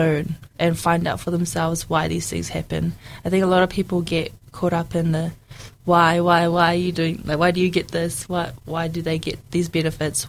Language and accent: English; New Zealand; English is a second language; our life in New Zealand